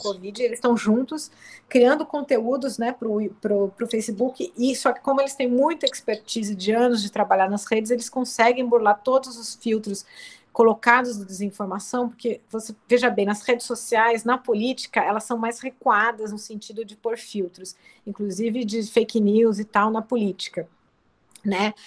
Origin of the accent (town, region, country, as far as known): Brazil